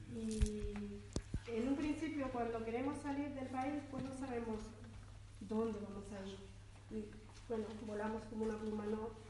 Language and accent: Spanish; El Salvador; Y bueno, el vivir ahí eh, también me ha aportado a mí, como, salvadoreña, eh, conocerlos más y, aprender vuestras costumbres